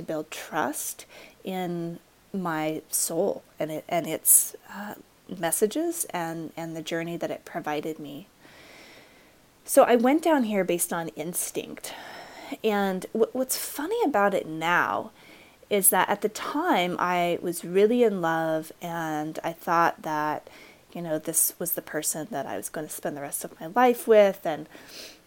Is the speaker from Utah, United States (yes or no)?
yes; Utah, United States; I was raised in Utah, in a very conservative area